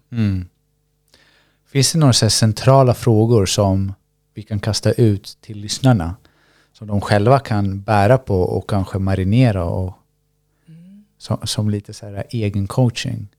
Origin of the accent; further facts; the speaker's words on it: Sweden; Jag är född i Sverige.